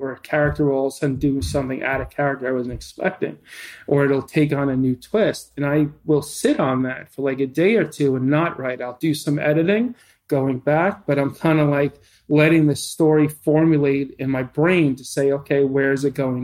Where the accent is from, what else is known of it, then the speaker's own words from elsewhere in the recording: New York, United States; I'm a New Yorker